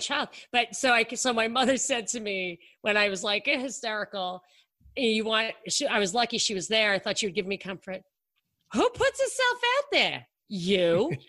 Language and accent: English; New York, United States; I grew up in New York.